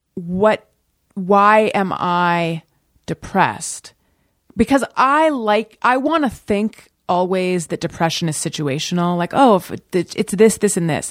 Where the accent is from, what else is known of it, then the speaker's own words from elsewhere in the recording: Orange County, California, United States; moved away as an adult; also born or lived in Oakland, California / New York; I was born in Oakland. I grew up in Orange County